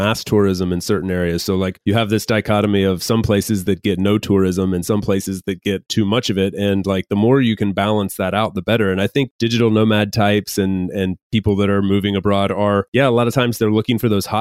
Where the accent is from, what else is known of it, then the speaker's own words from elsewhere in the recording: United States; I'm from the US